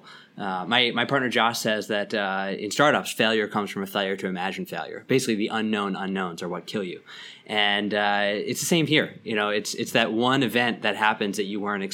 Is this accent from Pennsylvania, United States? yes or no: yes; Lower Merion, Pennsylvania, United States; now in New York City, United States; I grew up outside of Philly in the suburbs, a suburb called Lower Merion.